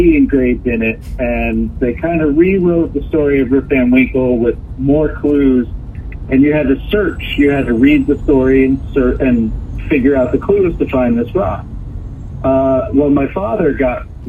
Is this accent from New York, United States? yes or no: yes; Catskill, New York, United States; moved away as an adult; also born or lived in Phoenix, Arizona; I grew up here. I've lived in the town of Catskill pretty much since I was 2 years old